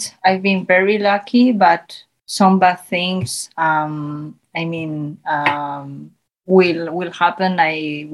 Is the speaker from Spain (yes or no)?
yes; Zaragoza, Aragon, Spain; first language Spanish; English is a second language; moved away as an adult; I was born in Spain. I grew up here.